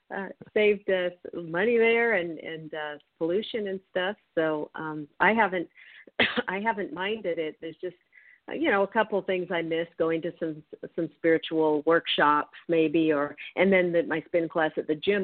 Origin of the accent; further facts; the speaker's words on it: Federal Way, Washington, United States; moved away; I'm from Federal Way, 30 minutes outside of Seattle. That's that's my home up there.